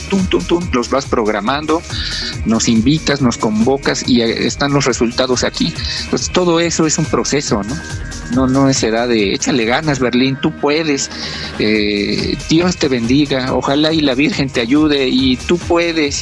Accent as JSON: {"language": "Spanish", "country": "Mexico", "said": "seamos los mexicanos"}